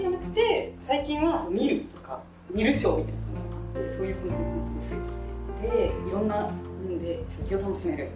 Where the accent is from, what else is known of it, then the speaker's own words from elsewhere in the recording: Hokuriku, Japan; 出身は北陸です